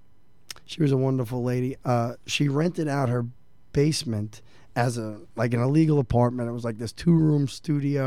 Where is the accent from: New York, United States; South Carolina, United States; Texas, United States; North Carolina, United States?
New York, United States; New York City; I grew up right around Woodside, Queens